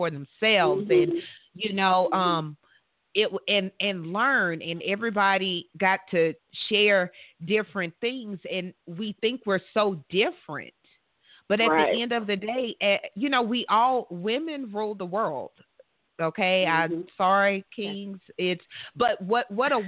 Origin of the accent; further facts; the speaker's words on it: the South, United States; I'm from the South